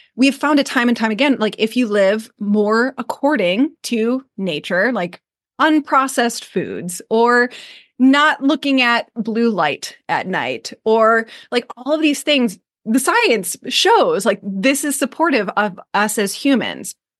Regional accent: Michigan, United States; moved away as an adult; now in Maui, United States; I'm from Michigan

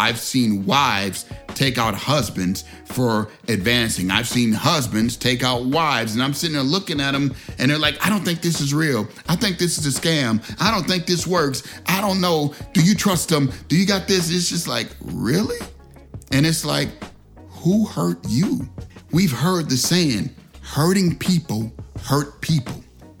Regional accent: Chicago, Illinois, United States; I'm from Chicago, they don't know who they dealing with.

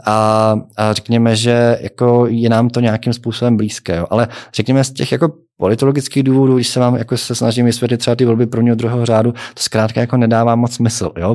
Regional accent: Czechia; jako Češi

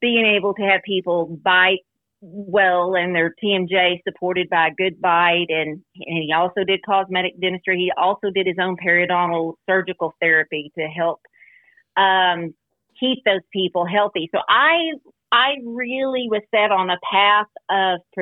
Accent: Muleshoe, Texas, United States; also born or lived in Lubbock, Texas / Dallas, Texas; my sister and I, we were raised in Muleshoe, which is a small town southwest of Lubbock

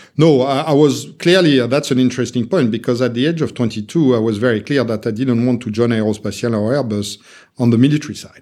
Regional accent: Meudon, Île-de-France, France; moved away as an adult; now in London, United Kingdom; I was born and raised in France, so I always said that I'm, I'm a Frenchman with, uh, an American passport and, uh, Russian origins

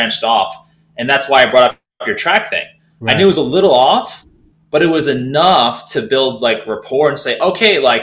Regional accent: Silicon Valley, California, United States; I grew up in Silicon Valley

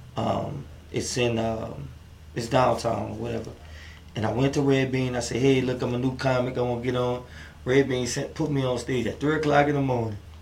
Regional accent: New Orleans, Louisiana, United States; now in Houston, United States; I'm originally from New Orleans

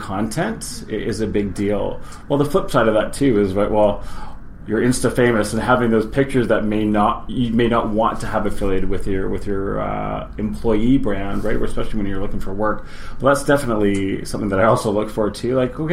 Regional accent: Victoria, British Columbia, Canada; also born or lived in Winnipeg / Vancouver; I was born in Winnipeg, grew up in Victoria, and been in and out of Vancouver for the past 20 years.

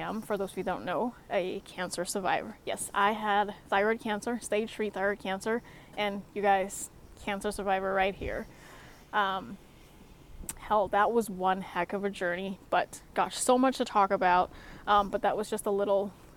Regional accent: Singapore; now in Alaska, United States; Coming from Singapore, yes, I'm from Singapore.

